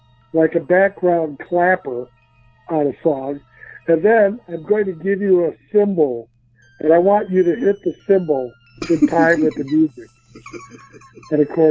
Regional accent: Chicago, Illinois, United States; I grew up in Chicago

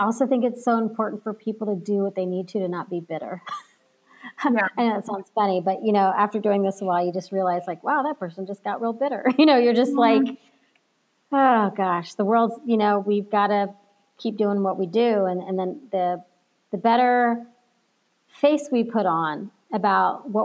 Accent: Texas, United States; now in California, United States; I'm not from California, I'm originally from Texas.

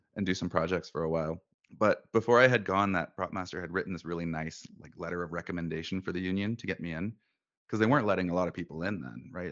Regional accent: Bellingham, Washington, United States; now in Alberta, Canada; I grew up in Bellingham, Washington, originally

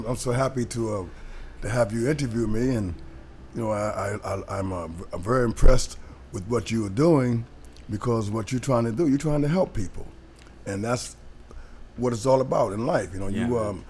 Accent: New Haven, Connecticut, United States; I grew up in New Haven, Connecticut.

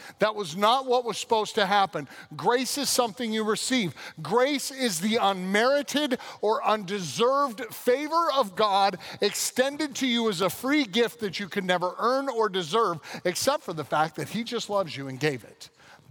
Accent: Colorado, United States; also born or lived in California; Like many of you know, I was raised in Western Colorado and California. I moved in between there a number of times.

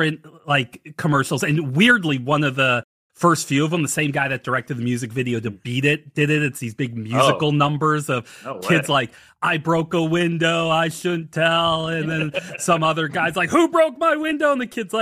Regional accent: St. Louis, Missouri, United States; We grew up in St. Louis

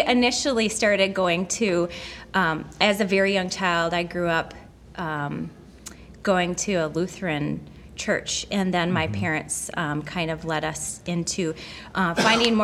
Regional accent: Stoughton, Wisconsin, United States; I grew up here in the area. I'm just over the road in Stoughton, is my hometown.

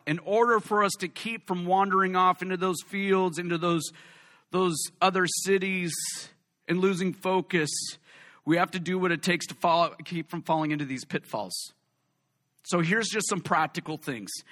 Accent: West Coast, United States; All of us West Coast people

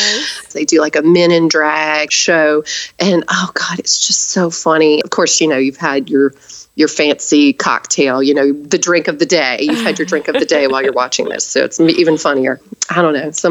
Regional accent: the South, United States; I'm from the South

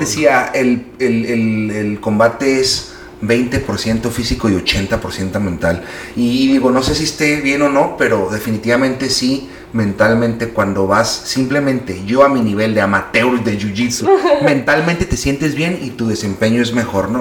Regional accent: Mexico; así somos los mexicanos, es la cultura.

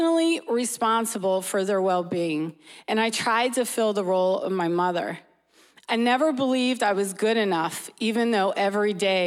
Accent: New Jersey, United States; moved away as an adult; also born or lived in Philadelphia, Pennsylvania / England; I was born in Philly, raised in Jersey

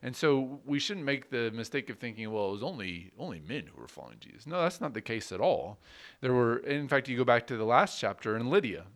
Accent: United States; as an American citizen

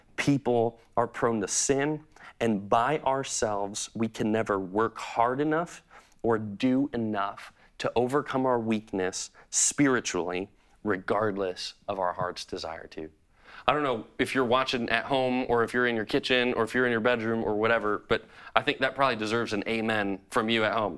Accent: Chicago, Illinois, United States; I'm a true Chicagoan. I grew up in Chicago

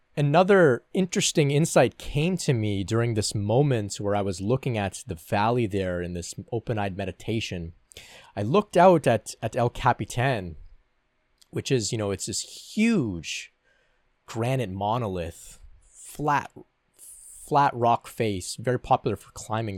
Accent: Canada; I'm from Canada

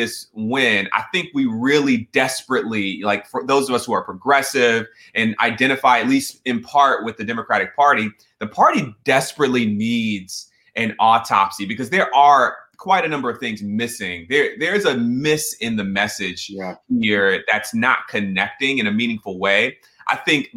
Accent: Atlanta, Georgia, United States; Growing up in Atlanta

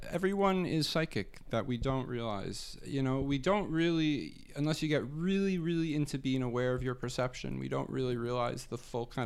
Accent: Arizona, United States; now in Toronto, Canada; growing up in Arizona

